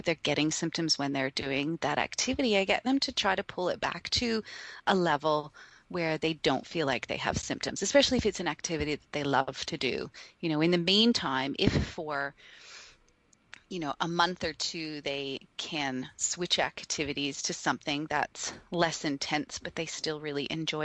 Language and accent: English; Canada; now in Australia; being Canadian, but then also living here